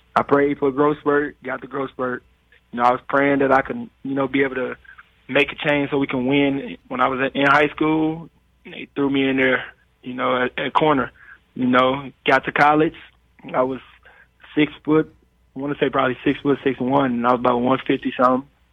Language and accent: English; Detroit, Michigan, United States; I was growing up in Detroit, and we didn't have everything that, that we needed